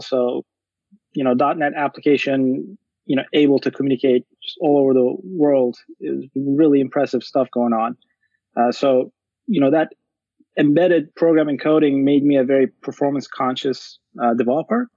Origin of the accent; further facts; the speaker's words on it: Turkey; moved away; I'm originally from Turkey, and I went to this boarding school from uh, middle through high school for mm-hmm. seven years